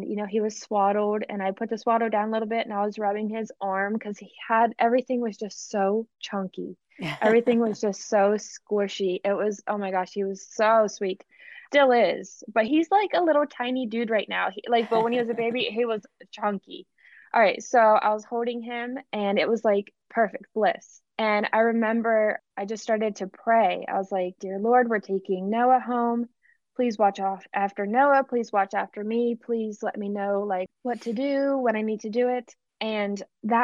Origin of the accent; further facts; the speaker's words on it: Pennsylvania, United States; now in Mississippi, United States; My dad and my stepmom, I'm from Pennsylvania, so they still live in Pennsylvania.